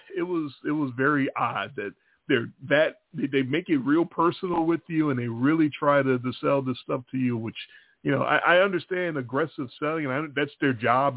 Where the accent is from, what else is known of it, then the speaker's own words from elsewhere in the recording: Chicago, Illinois, United States; I'm from Chicago